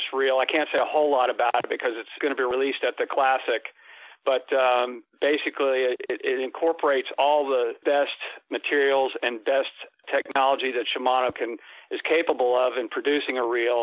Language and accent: English; Florida, United States; as a kid growing up in Florida